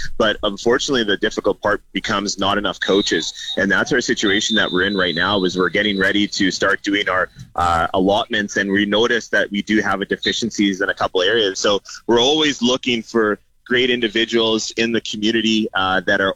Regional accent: Canada; Canadians in our country

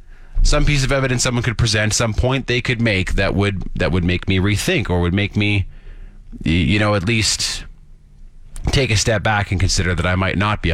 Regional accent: Saskatchewan, Canada; I'm from Saskatchewan

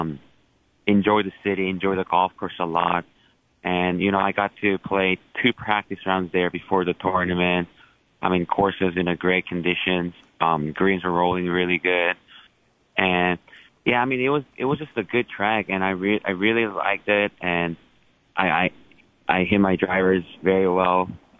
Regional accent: South Korea; moved away; I was born and raised in South Korea

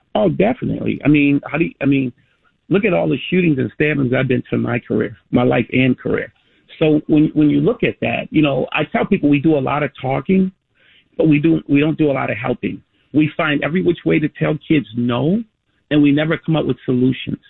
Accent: Chicago, Illinois, United States; I was born and raised in Cabrini and lived there my entire life

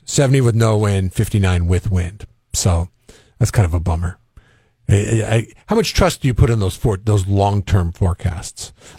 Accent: Seattle, Washington, United States; moved away; I grew up in Seattle.

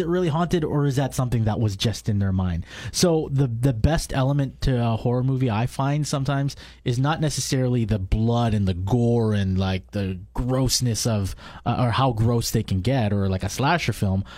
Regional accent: Canada; born and raised i, i, in Canada, so I'm a second generation immigrant.

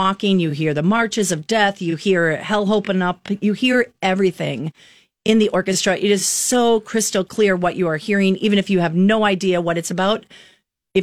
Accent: Wisconsin, United States; moved away as an adult; also born or lived in Minnesota / New York City; I'm from Wisconsin originally

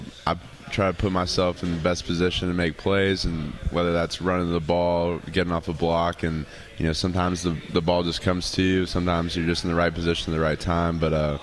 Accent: Georgia, United States; moved away as an adult; now in Virginia, United States; moving away from my home state of Georgia and coming to Virginia

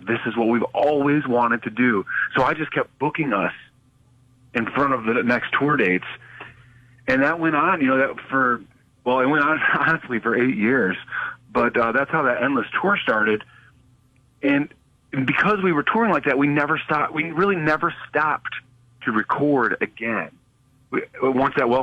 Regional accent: Wayland, Michigan, United States; moved away as an adult; also born or lived in Los Angeles; my hometown in Wayland, Michigan

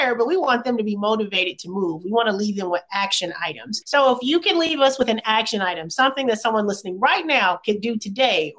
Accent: Bessemer, Alabama, United States; I'm from Bessemer, Alabama. A small town outside of Birmingham

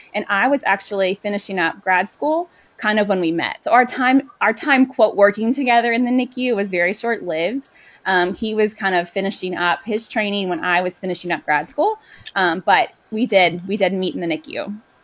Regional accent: Louisville, Kentucky, United States; I was born and raised in Louisville.

